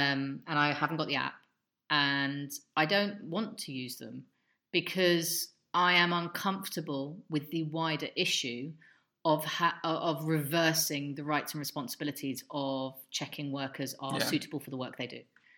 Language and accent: English; London, United Kingdom; moved away; I grew up in London.